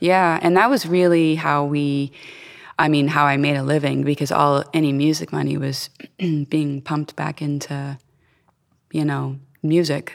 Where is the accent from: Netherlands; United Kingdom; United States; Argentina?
United States; Florida; moved away as an adult; also born or lived in Cincinnati; I was born and raised in Florida